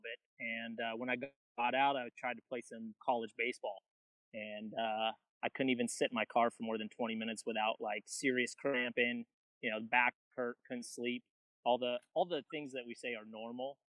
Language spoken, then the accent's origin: English; California, United States; I'm a Californian, you know, we have a big vocabulary out here